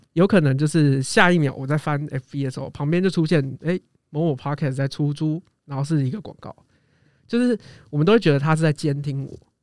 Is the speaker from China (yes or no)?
no; Taiwan; 我们台湾人